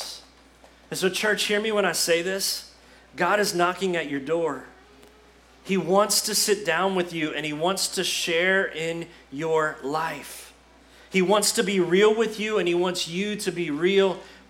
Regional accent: United States; See, this is part of being an American

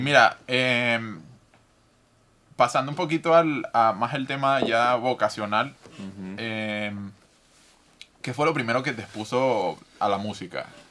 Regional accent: Venezuela; moved away; yo que, que nací y crecí en Venezuela

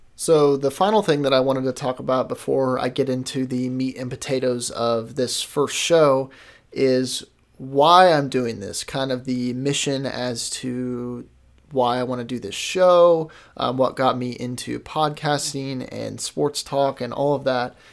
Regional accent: Kansas City, Missouri, United States; I am from Kansas City, Missouri

